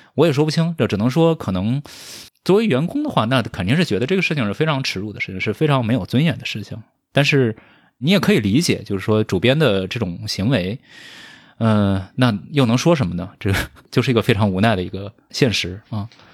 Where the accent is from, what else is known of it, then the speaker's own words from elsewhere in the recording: a village in southern China, Anhui, China; moved away; 因为我是一个来自于中国南方这个乡村的 少年，这个确实就， 就我所， 我所能接触到的，带字儿的东西，就是每天会发到我们家的这个《人民日报》《安徽日报》